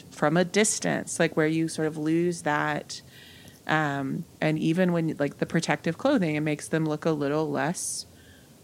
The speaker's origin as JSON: {"language": "English", "region": "West Virginia", "country": "United States", "tie": "born or raised there", "also_born_or_lived": "California", "moved": "as an adult", "said": "I'm from West Virginia. Like I'm from like Mountaineer country. So grew up knowing college football."}